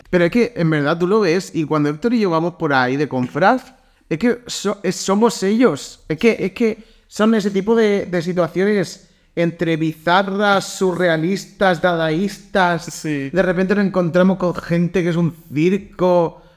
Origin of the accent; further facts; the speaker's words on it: Valencia, Valencian Community, Spain; De pequeño me veía en Valencia